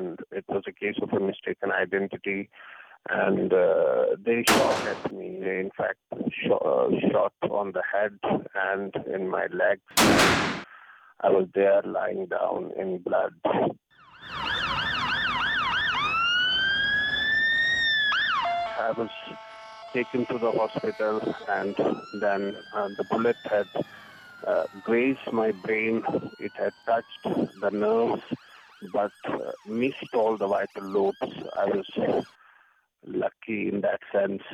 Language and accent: English; Jammu and Kashmir, India; I come from Kashmir, which is the northern state of India.